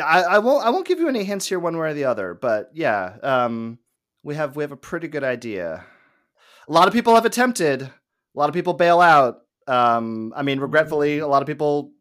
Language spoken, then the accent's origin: English; Los Angeles, California, United States; growing up in Los Angeles